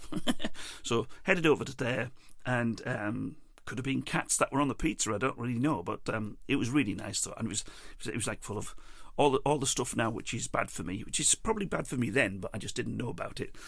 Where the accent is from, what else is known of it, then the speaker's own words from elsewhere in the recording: England, United Kingdom; also born or lived in Ireland; I'm English